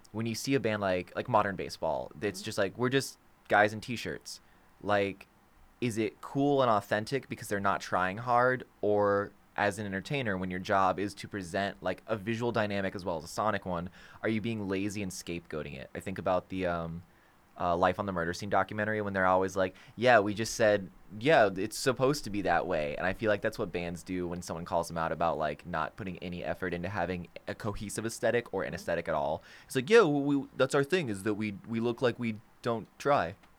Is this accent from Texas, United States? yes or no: no; Florida, United States; we're from Florida